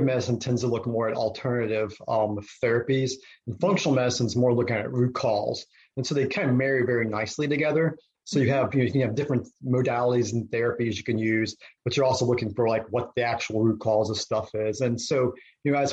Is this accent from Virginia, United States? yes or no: yes; Virginia, United States; now in Richmond, United States; I'm from Virginia originally. Over on those southern mountains, and then just moved to Richmond in high school